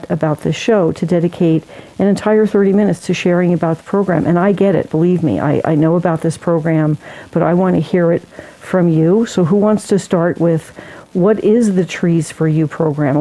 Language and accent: English; Tucson, Arizona, United States; my hometown